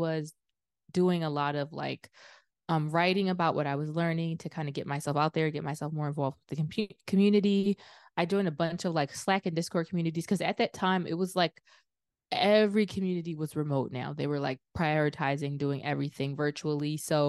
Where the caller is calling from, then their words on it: Philadelphia, Pennsylvania, United States; I'm in Philadelphia.